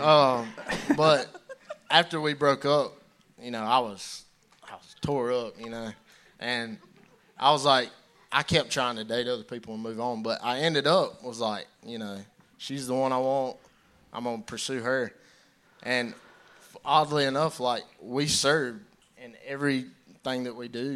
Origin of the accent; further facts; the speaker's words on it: Belton, United States; I grew up in Belton. Grew up coming here to church.